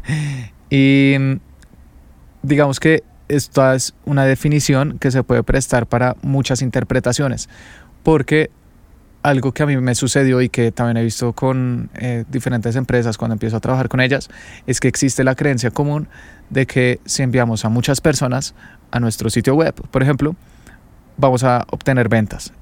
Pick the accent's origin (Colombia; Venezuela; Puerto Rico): Colombia; Bogotá; Yo soy de Bogotá, es la capital de Colombia